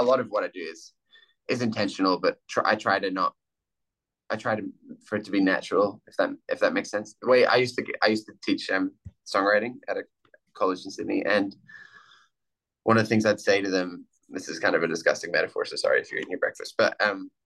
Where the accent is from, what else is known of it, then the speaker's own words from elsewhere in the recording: Ireland; I grew up in Ireland, so I grew up listening to the rambling Irish kind of poet, singer, songwriters